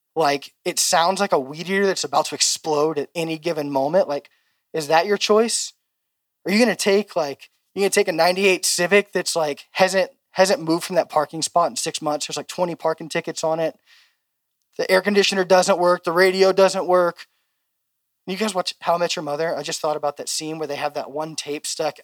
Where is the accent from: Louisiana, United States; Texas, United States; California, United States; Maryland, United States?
Louisiana, United States; moved away as an adult; now in Oregon, United States; I'm from Louisiana